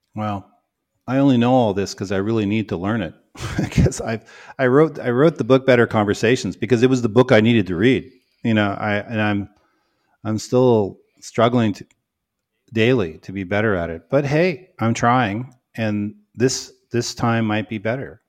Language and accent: English; Canada; now in United States; I'm Canadian, you know, not American.